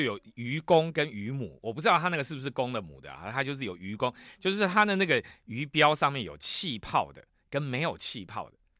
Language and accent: Chinese; Taiwan; 我们台湾人